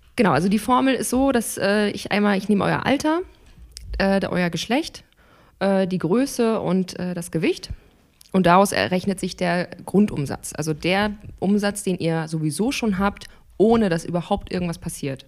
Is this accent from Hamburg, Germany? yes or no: yes; Hamburg, Germany; ich komme aus Hamburg, bin 30 Jahre alt